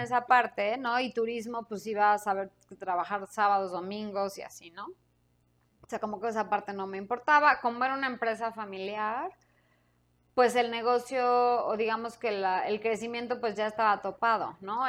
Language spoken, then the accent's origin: Spanish; Mexico City, Mexico; moved away as an adult; yo soy de aquí. Yo soy este chilanga.